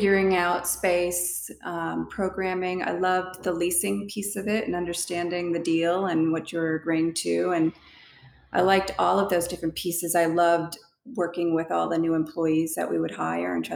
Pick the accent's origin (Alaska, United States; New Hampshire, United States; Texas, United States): New Hampshire, United States; moved away; I grew up in New Hampshire, East Coast